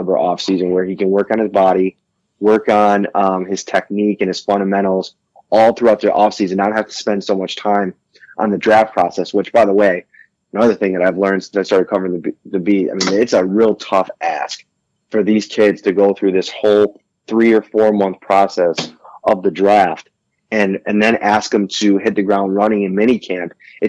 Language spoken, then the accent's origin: English; Buffalo, New York, United States; I was just a Bills fan for years and years and years, growing up in Buffalo.